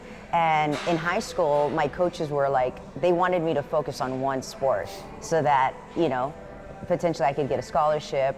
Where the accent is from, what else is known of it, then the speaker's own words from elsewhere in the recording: Houston, Texas, United States; I grew up here in Houston.